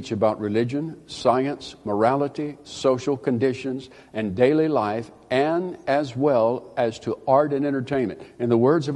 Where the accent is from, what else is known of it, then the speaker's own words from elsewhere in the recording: South Alabama, United States; I was raised in South Alabama